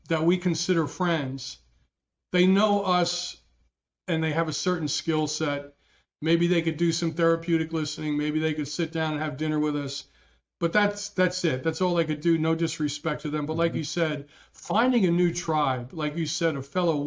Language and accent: English; New Jersey, United States; growing up in Jersey, my dad was a union president